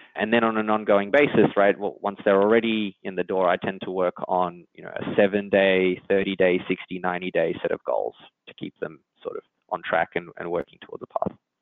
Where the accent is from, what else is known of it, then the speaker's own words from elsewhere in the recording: Australia; accent: Australian; moved away as an adult; now in San Francisco, United States; So I'm Australian, if you can't uh, tell from my accent, but I've been out in San Francisco in the Bay Area for about nine years now